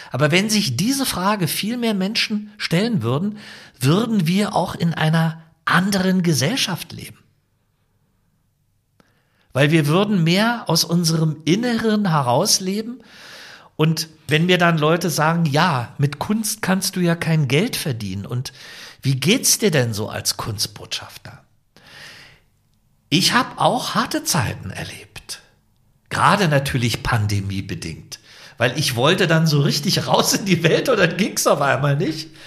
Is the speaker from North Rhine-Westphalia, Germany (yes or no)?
no; Potsdam, Brandenburg, Germany; Open Air in Potsdam machen. Ist ja meine Heimatstadt